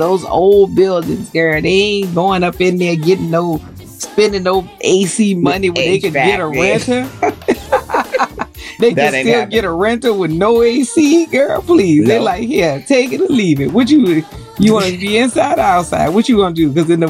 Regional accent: New Orleans, Louisiana, United States; moved away; I'm from New Orleans.

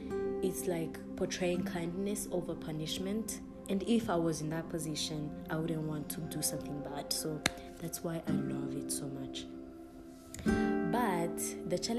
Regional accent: Rwanda; English is a second language; I'm from Rwanda. I'm from Rwanda. It's a country on the continent of Africa. Yeah, it's a country in East Africa. And I'm Rwandan by birth and nationality. So English is not my first language.

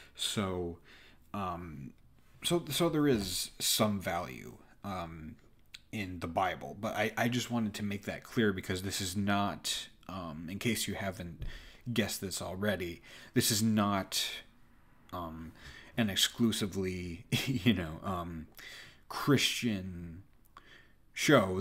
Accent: United States; born and raised in America

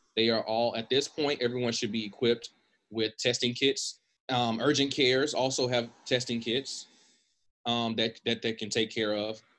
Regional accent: United States; as American

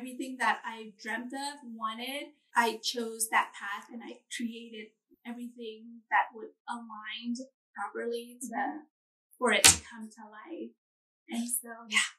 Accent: California, United States; moved away as an adult; now in Hawaii, United States; Growing up in California, I grew up on the beach too, right on the ocean

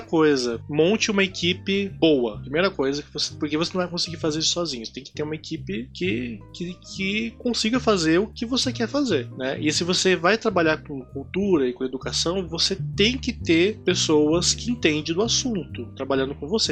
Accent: Londrina, Paraná, Brazil; eu na minha infância em Londrina

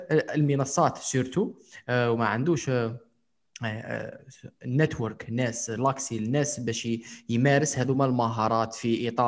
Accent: Algeria; السؤال هو دوكا انا شاب جزائري

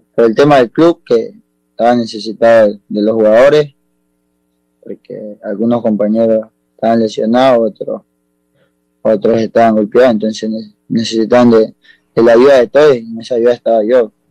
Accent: Esmeraldas, Ecuador; born or raised there; also born or lived in Guayaquil, Ecuador; now in Córdoba, Argentina

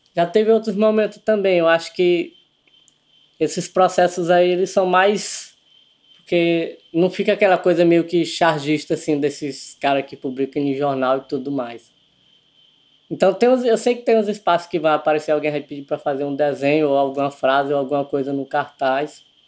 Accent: Codó, Maranhão, Brazil; also born or lived in Buriticupu; sou natural de Codó, no Maranhão

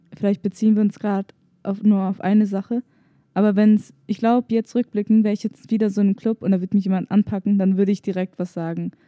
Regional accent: Germany; meine Eltern kommen aus Tunesien, aber ich bin hier in Deutschland geboren

